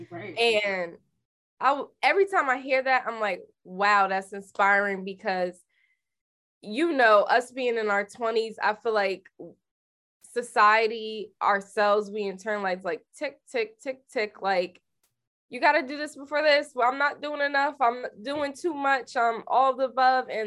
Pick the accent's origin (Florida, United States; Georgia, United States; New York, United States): Florida, United States; Miami; now in Atlanta, United States; I'm from Miami, Ronnie.